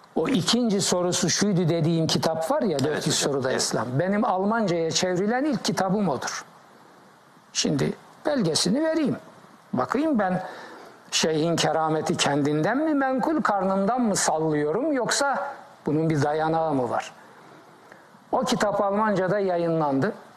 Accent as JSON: {"language": "Turkish", "region": "Black Sea Region", "country": "Turkey", "tie": "born or raised there", "also_born_or_lived": "Heybeliada, Istanbul", "moved": "yes", "said": "Ben Karadeniz çocuğuyum"}